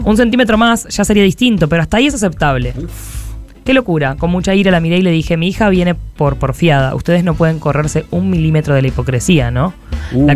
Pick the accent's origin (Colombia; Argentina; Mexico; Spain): Argentina; Córdoba; somos de Córdoba.